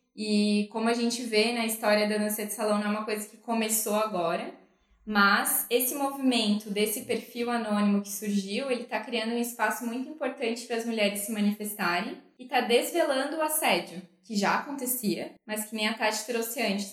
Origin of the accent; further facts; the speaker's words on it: interior of Santa Catarina, Brazil; Eu que venho do interior de Santa Catarina